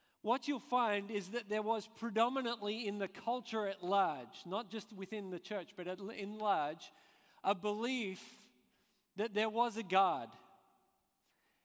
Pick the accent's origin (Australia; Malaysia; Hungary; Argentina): Australia; moved away as an adult; also born or lived in Scotland; I'm Australian but I spent the last few years in Scotland